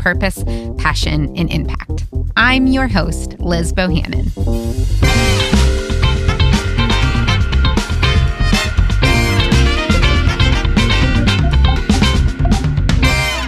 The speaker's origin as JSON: {"language": "English", "region": "Midwest", "country": "United States", "tie": "born or raised there", "said": "I was born and raised in the Midwest"}